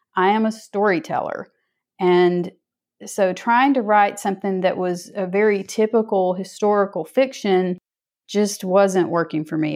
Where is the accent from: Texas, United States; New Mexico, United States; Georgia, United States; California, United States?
Georgia, United States; North; now in Atlanta area, United States; I'm from North Georgia